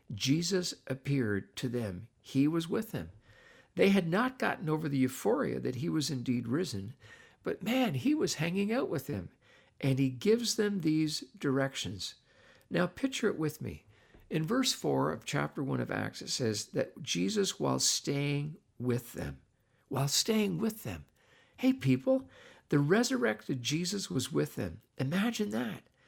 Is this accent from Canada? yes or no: yes; Canada; I'm not an American, I'm a Canadian